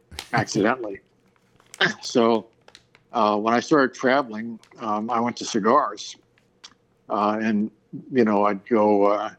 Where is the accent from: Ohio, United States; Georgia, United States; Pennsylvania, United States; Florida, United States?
Pennsylvania, United States; Philadelphia; also born or lived in Portland, Oregon; most of my years have been spent in the Philadelphia area in several different rounds